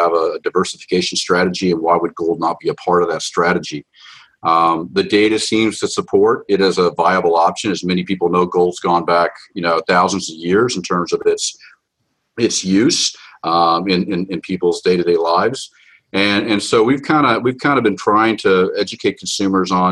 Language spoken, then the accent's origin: English; Atlanta, Georgia, United States; I grew up in Atlanta, Georgia, of all places.